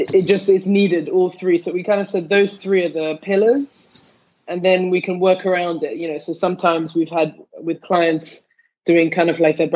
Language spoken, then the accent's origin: English; London, United Kingdom; now in Tel Aviv, Israel; Me and my twin sister, growing up in London